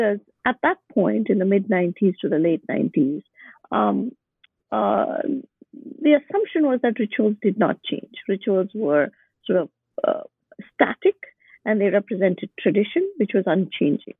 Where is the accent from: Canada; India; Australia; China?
India; Bangalore, Karnataka; moved away as an adult; also born or lived in Boston; My hometown is Bangalore.